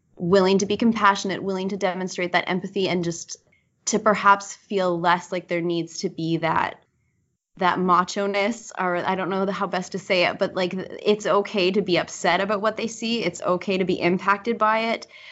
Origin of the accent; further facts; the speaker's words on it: Manitoba, Canada; as a born and raised Manitoban